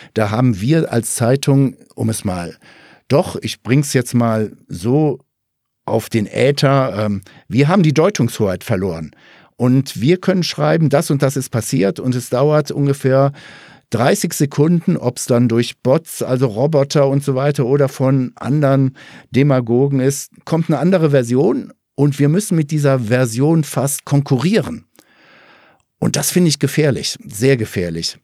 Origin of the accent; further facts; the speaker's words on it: Ruhr area, North Rhine-Westphalia, Germany; moved away; komme ich ja auch ursprünglich aus dem Ruhrgebiet